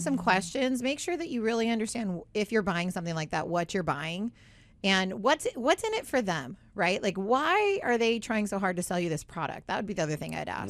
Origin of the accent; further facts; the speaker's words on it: Southern California, United States; I grew up in Southern California